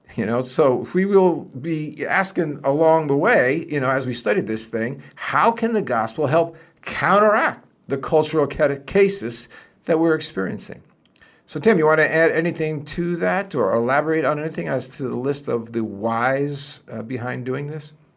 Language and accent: English; New Jersey, United States; I grew up in Jersey